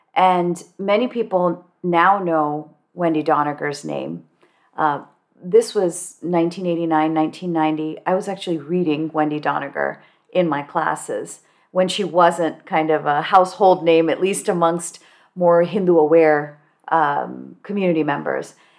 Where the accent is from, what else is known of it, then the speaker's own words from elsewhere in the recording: Cupertino, California, United States; I grew up in Cupertino, California, which today is very diverse